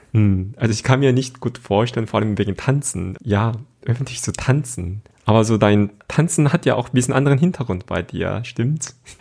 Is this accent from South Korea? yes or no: yes; South Korea; moved away; ich bin mit solchen Kulturen einfach aufgewachsen in Südkorea